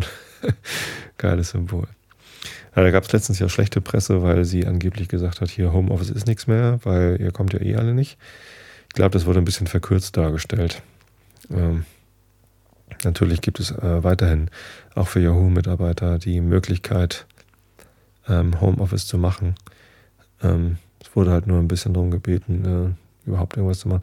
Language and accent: German; Northern Germany, Germany; Wir Norddeutschen sind ja ähm, anders zum Beispiel als Rheinländer.